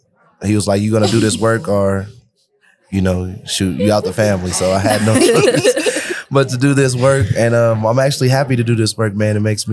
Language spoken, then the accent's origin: English; Los Angeles, California, United States; now in Denver, United States; I'm from Los Angeles, so I'm not even from Denver.